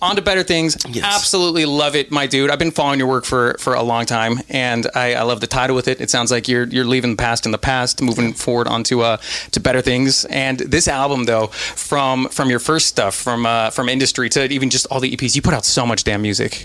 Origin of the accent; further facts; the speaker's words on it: Reno, Nevada, United States; now in Los Angeles, United States; I'm from Reno, Nevada, which isn't near uh, Vegas. It gets cold there. Like there are lots of snow, so like I grew up snowboarding